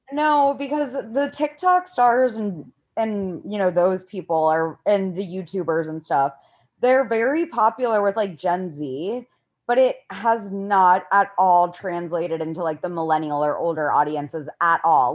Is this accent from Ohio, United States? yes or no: yes; Ohio, United States; I'm from Ohio too.